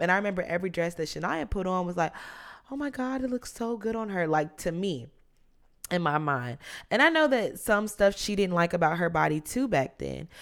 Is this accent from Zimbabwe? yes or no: no; South Carolina, United States; moved away; I was born in South Carolina